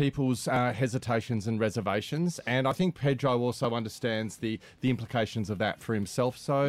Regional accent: Tasmania, Australia; I grew up in Tassie, you know.

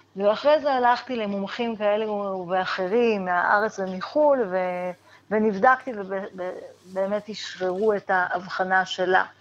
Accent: Israel; אני גדלתי בקיבוץ, בחברה נורא נורא סגורה

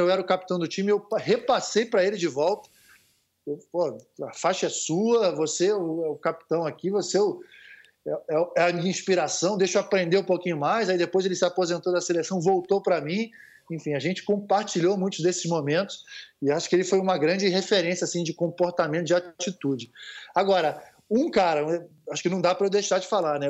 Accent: Rio de Janeiro, Brazil; eu sou de Copacabana, né, Rio de Janeiro, é, sou, sou ali do posto 4, Constante Ramos

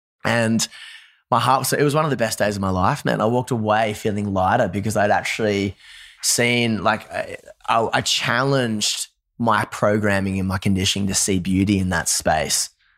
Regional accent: Newcastle, North East England, United Kingdom; now in Nashville, United States; I grew up in Newcastle, drums, bass, guitar, screaming vocals.

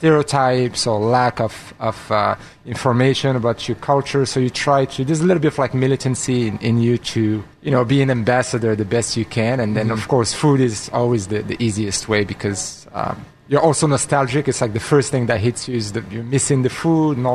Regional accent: Morocco; moved away as an adult; also born or lived in France; now in Seattle, United States; I'm obviously from Morocco

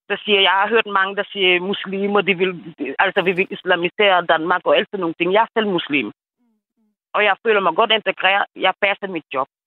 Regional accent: Senegal; Danish is a second language; moved away as an adult; now in Denmark; Jeg er fra Senegal. Ja. Og jeg har boet i landet i 20 år.

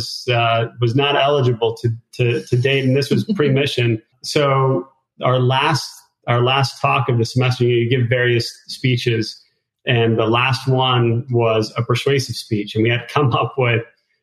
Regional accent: Connecticut, United States; moved away as an adult; also born or lived in Idaho; I grew up in the Northeast in Connecticut

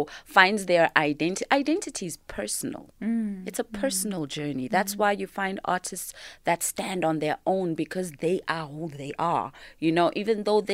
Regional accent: Yeoville, Gauteng, South Africa; I was raised in Yeovil, which was such a creative space

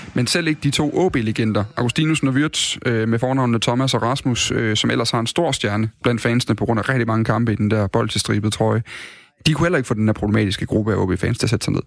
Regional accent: Odense, Southern Denmark, Denmark; moved away as an adult; now in Aalborg, Denmark; Jeg kommer fra, jeg kommer fra Odense oprindeligt

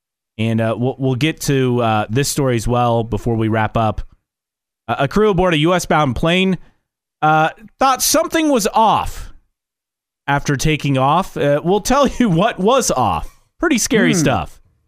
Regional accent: Indiana, United States; I mean, I am too, but I'm saying if I wasn't

